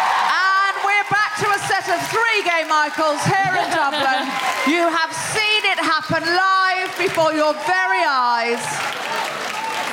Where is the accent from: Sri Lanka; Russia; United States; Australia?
Australia; moved away; I'm Australian